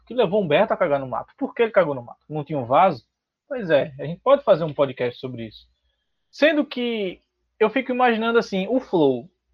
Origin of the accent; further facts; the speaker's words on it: Recife, Pernambuco, Brazil; eu sou de Pernambuco, sou de Recife